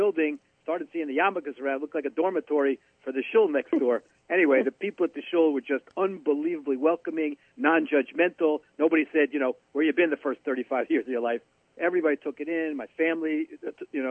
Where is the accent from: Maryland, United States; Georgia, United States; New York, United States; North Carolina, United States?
New York, United States; also born or lived in Alabama; I was born in New York, but my father died when I was four